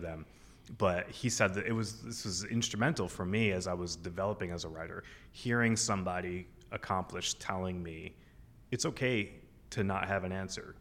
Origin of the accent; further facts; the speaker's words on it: Keene, New Hampshire, United States; moved away as an adult; in my hometown.